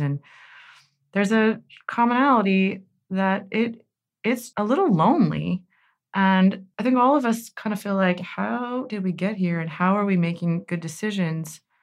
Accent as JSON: {"language": "English", "town": "Cincinnati", "region": "Ohio", "country": "United States", "tie": "born or raised there", "said": "We're both Cincinnati natives, but She's from Coleraine Township, and I'm from Springfield Township"}